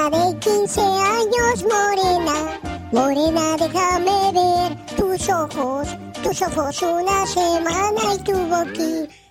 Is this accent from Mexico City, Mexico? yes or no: no; Sonora, Mexico; Yo que soy de Sonora, no he tenido el gusto de estar por allá